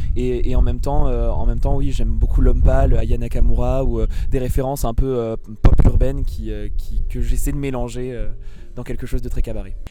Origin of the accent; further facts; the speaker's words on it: Provence-Alpes-Côte d'Azur, France; là d'où je viens. Generosetta en pro provençal veut dire générosité. Et, du coup, elle parle de la Provence